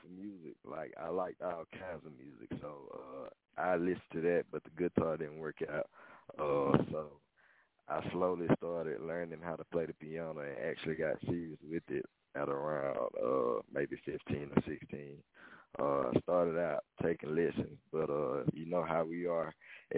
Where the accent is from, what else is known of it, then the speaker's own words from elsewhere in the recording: Laurel, Mississippi, United States; at Laura High School, I'm from Laura, Mississippi